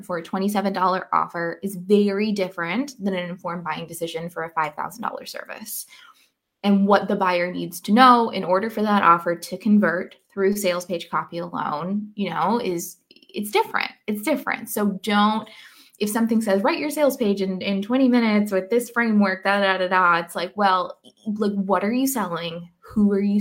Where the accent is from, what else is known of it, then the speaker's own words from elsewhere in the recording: Canada; also born or lived in Scotland / Paris; now in Canary Islands, Spain; I'm Canadian, and my parents just flew in from Canada yesterday